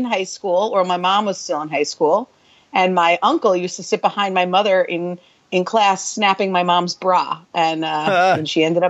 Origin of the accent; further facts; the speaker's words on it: Great Neck, New York, United States; I grew up in Kensington, so the south side of town, but also a crossover with the north side of town.